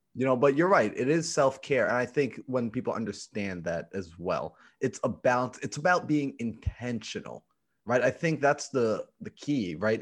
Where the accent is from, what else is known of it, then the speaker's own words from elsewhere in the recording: New York, United States; I'm from New York